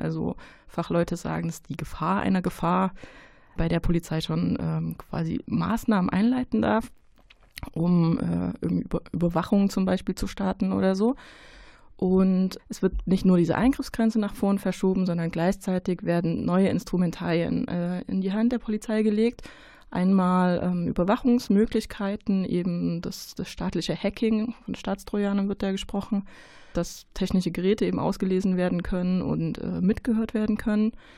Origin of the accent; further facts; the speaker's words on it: Saxony, Germany; now in Cologne, Germany; ich bin in Sachsen geboren, äh, meine Eltern leben da.